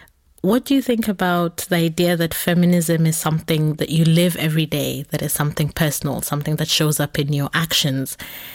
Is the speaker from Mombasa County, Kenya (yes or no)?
no; Nairobi, Kenya; so I grew up in Nairobi, where we had public transport that were called matatus